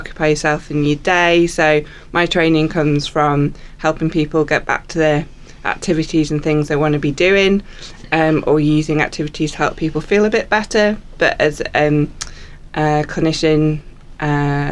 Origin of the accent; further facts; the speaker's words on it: York, Yorkshire and the Humber, United Kingdom; moved away as an adult; also born or lived in New Zealand; now in Invercargill, New Zealand; I'm originally from York in England, and I've lived in New Zealand for about 13 years